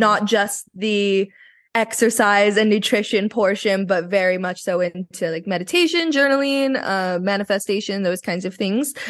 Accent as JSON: {"language": "English", "town": "Vancouver", "region": "British Columbia", "country": "Canada", "tie": "born or raised there", "said": "I was born here in Vancouver"}